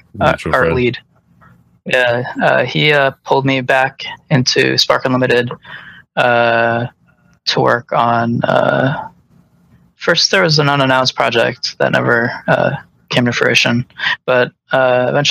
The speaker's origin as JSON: {"language": "English", "town": "Chicago", "region": "Illinois", "country": "United States", "tie": "born or raised there", "also_born_or_lived": "Los Angeles / Denver", "moved": "as an adult", "said": "I grew up in Chicago"}